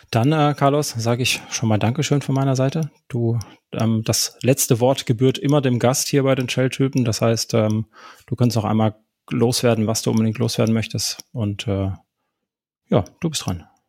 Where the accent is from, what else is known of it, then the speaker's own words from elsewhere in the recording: Karlsruhe, Baden-Württemberg, Germany; moved away; Meine Heimat, da komme ich her, gebürtig.